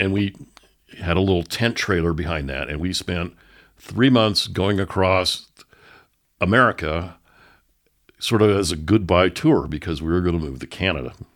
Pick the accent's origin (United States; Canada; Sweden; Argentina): United States; San Francisco Bay Area, California; moved away as an adult; also born or lived in Oakland, California / San Lorenzo, California; now in Denver, United States; I grew up in the San Francisco Bay Area. I was born in Oakland, California